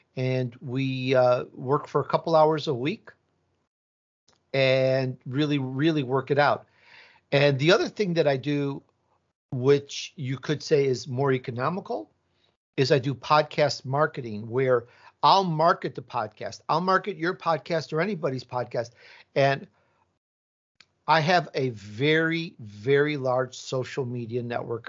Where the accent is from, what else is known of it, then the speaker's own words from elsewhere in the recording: Chicago, Illinois, United States; accent: Midwest; also born or lived in Italy; now in California, United States; I was born in Italy, and I grew up in Chicago, so I have this Midwest accent, but most of my life I've been in California